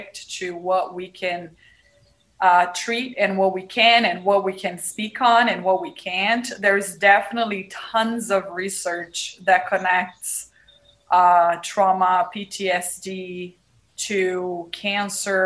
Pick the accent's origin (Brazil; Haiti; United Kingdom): Brazil; English is a second language; moved away as an adult; now in Nevada, United States; I'm originally from Brazil. I first came to the United States when I was 20, so 20 plus years ago.